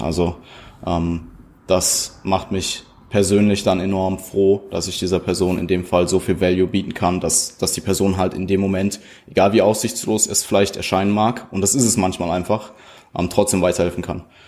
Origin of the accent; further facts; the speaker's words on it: Germany; Deutschland ist es, also so, da wo ich herkomme